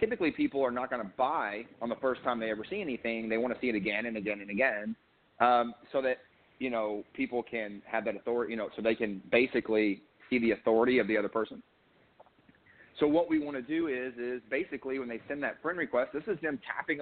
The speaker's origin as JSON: {"language": "English", "region": "Eastern Kentucky", "country": "United States", "tie": "born or raised there", "moved": "yes", "lives_now": "Texas, United States", "said": "I grew up in Eastern Kentucky"}